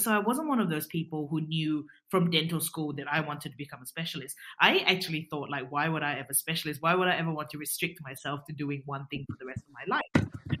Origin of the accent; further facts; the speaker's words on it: Singapore; now in Australia; we knew each other from Singapore before I moved from Singapore to Australia.